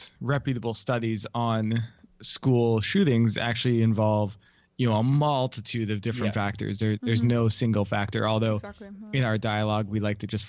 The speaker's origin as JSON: {"language": "English", "country": "Canada", "lives_now": "United States", "said": "especially in the US where I live now, I'm Canadian originally."}